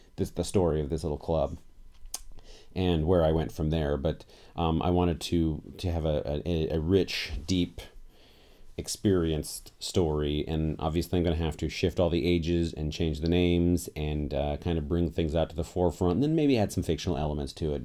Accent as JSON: {"language": "English", "town": "Portland", "region": "Oregon", "country": "United States", "said": "I'm from Portland, Oregon"}